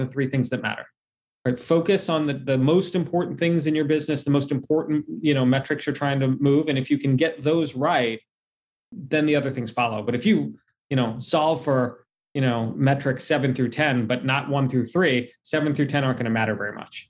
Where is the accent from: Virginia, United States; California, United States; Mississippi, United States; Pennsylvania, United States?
Virginia, United States; D.C.; I grew up in Virginia, just outside of Washington, D.C., and working there.